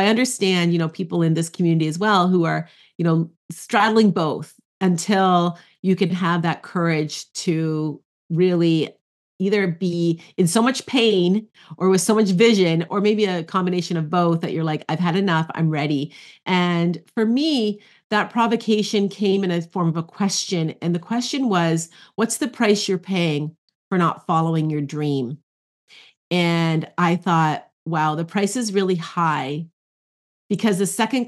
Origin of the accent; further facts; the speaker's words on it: Ontario, Canada; I am in Ontario, Canada. So I'm a Canadian